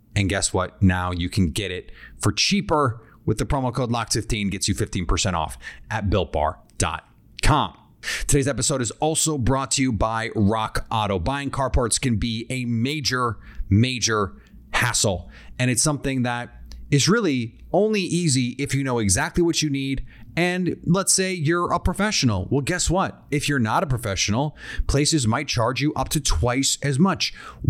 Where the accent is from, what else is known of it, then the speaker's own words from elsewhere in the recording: Midwest, United States; And I'm freaked out a little bit because I am from the Midwest. Grasshopper cocktails are a thing that we love there.